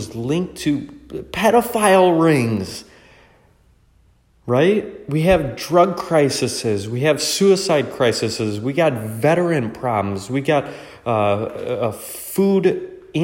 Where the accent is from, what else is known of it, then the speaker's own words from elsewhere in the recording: United States; I was born in America. I just consider myself American.